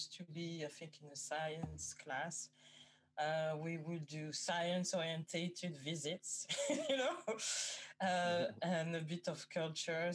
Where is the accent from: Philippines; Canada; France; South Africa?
France; moved away as an adult; also born or lived in Guadeloupe / Paris / Amsterdam / Germany; now in London, United Kingdom; I was born in France. I think I've lived in France until 25